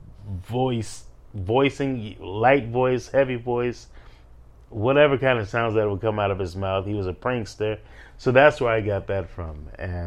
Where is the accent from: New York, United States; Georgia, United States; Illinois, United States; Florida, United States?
Illinois, United States; Chicago; Born and raised in Chicago